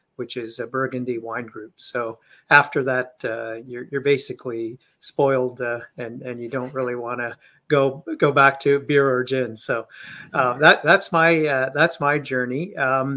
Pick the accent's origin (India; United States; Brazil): India; also born or lived in London, United Kingdom; now in Canada; My parents are old school Indian parents. I was born in India